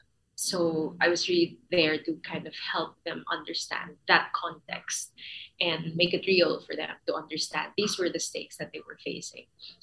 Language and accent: English; Philippines; moved away as an adult; now in Australia; my experience is I grew up in the Philippines. So I moved to Australia as a migrant, as an adult already. So I'm in my 30s. I moved maybe 5 years ago.